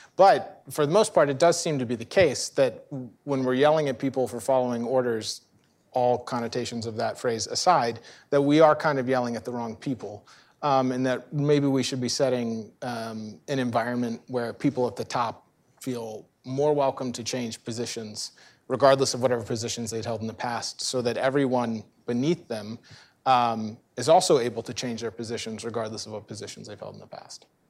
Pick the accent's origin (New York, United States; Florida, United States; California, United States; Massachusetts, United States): Florida, United States; Central; I'm from Central Florida